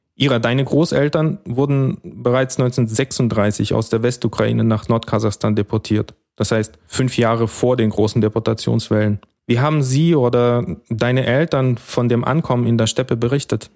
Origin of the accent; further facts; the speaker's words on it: Almaty, Kazakhstan; also born or lived in Temirtau; now in Germany; ich bin in Temirtau geboren und aufgewachsen in der früheren Hauptstadt, in Almaty